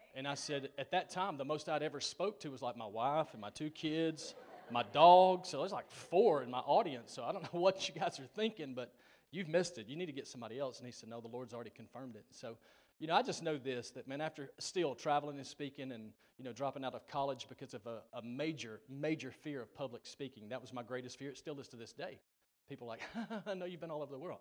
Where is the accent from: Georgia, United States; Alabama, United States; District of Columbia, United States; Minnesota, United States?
Georgia, United States; Gainesville; also born or lived in Dawsonville, Georgia; that's my hometown, Dawsonville, Gainesville, Georgia area, north of Atlanta.